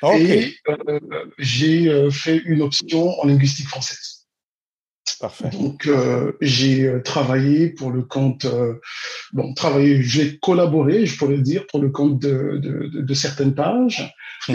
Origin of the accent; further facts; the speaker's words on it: Brazzaville, Republic of the Congo; je suis né à, Brazzaville, au Congo-Brazzaville, mhm. en 1974